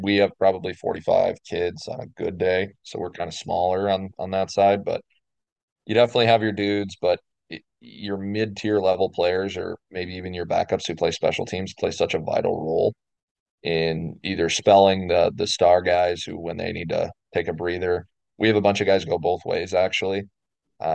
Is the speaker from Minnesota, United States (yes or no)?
yes; Minnesota, United States; now in Arizona, United States; I live in Arizona now. I'm initially from Minnesota, and I went home